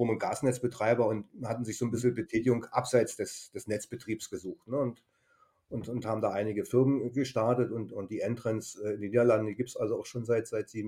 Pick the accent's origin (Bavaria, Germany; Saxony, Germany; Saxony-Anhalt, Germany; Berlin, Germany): Berlin, Germany; moved away as an adult; also born or lived in Baden-Württemberg; Einfach ein äh, Kulturschock für, für einen Berliner nach Schwaben.